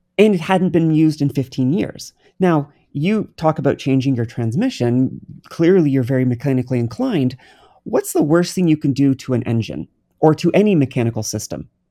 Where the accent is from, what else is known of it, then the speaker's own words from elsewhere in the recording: New Brunswick, Canada; I'm from New Brunswick, Canada. I grew up on the water.